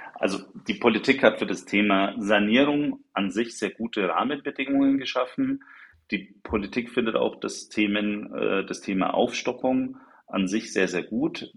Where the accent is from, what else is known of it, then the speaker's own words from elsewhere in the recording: Nuremberg, Bavaria, Germany; für mich als gebürtigen Nürnberger bleibt, ist und bleibt Nürnberg natürlich die schönste Stadt der Welt